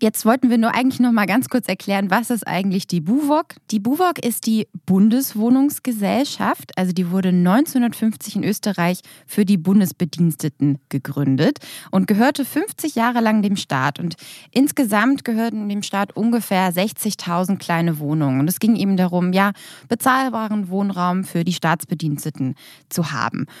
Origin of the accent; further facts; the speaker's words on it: Germany; bei uns in Deutschland